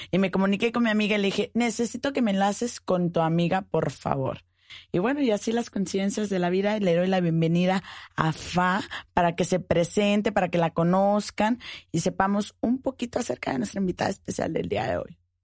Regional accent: Mexico; Quienes somos mexicanos

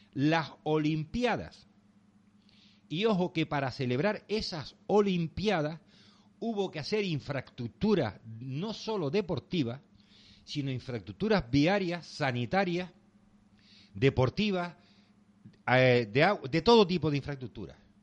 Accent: Canary Islands, Spain; llevamos 20 años de retraso con el resto de España. No solo los canarios

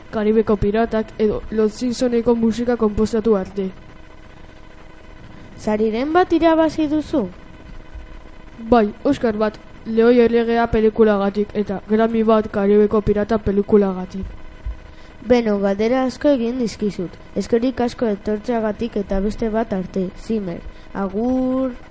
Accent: Frankfurt, Hesse, Germany; born there; Frankfurten jaio nintzen, Alemanian.

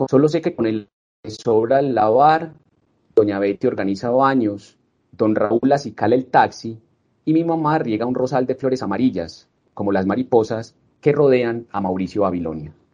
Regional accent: Colombia; de alguna manera nosotros como colombianos no conocemos nuestro país

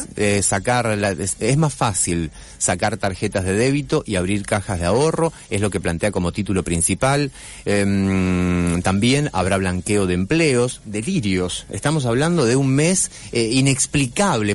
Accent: Santa Fe, Argentina; Como periodista santafesino

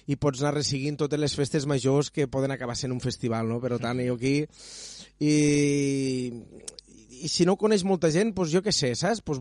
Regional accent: Catalonia, Spain; Sempre m'he omplit la boca de dir que sóc de les Terres de l'Ebre

